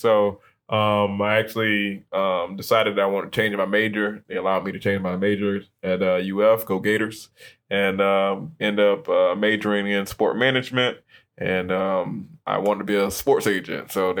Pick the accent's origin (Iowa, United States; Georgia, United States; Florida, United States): Florida, United States; Tampa; like you said, I'm here from Tampa. Grew up with a single mom.